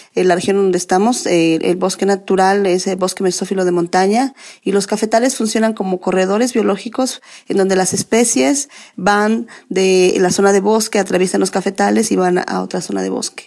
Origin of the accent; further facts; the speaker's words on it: Ixhuatlán del Café, Veracruz, Mexico; yo nací ahí en Izhuatlán del Café